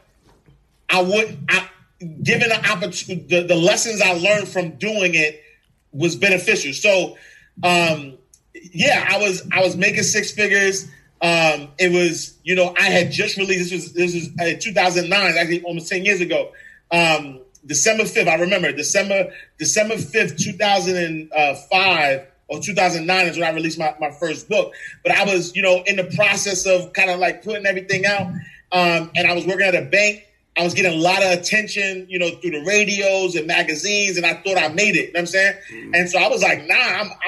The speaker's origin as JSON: {"language": "English", "town": "New York City", "region": "New York", "country": "United States", "tie": "born or raised there", "said": "I'm originally from New York City, Harlem, NYC"}